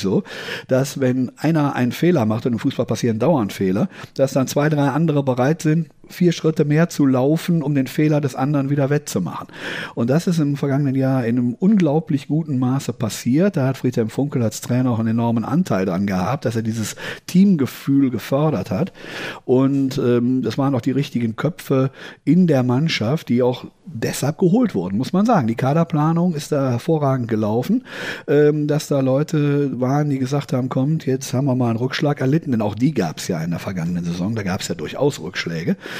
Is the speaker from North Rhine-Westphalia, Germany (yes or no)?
yes; Düsseldorf, North Rhine-Westphalia, Germany; in meiner Heimatstadt, die Düsseldorf ja ist